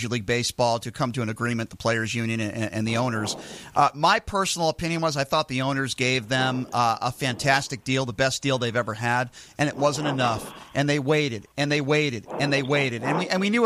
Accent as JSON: {"language": "English", "region": "Connecticut", "country": "United States", "tie": "born or raised there", "said": "I grew up in Connecticut, and I went to Central Connecticut State University"}